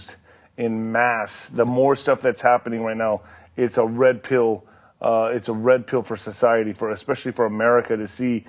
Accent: El Paso, Texas, United States; I was raised in El Paso, right, in Ciudad Juarez, on the border

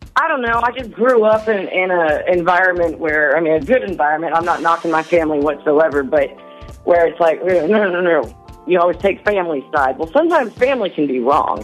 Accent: the South, United States; I'm from the South, and that's kind of how I was raised

